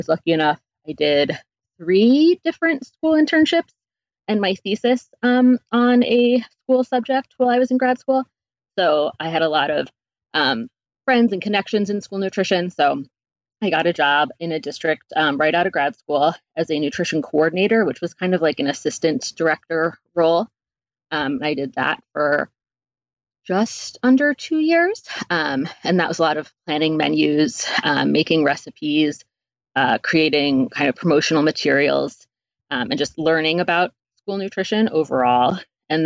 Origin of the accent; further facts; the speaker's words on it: East Coast, United States; moved away; also born or lived in New York City; I'm from the East Coast originally, and lived in New York City and did that for a number of years.